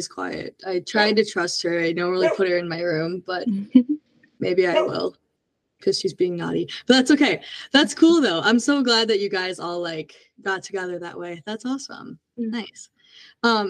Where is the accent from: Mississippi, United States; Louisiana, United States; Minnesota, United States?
Minnesota, United States; I'm from Minnesota